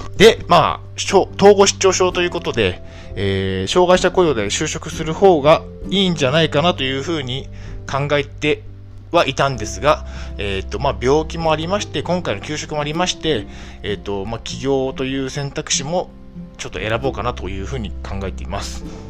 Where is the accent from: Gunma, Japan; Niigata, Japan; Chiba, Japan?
Niigata, Japan; 新潟県出身です。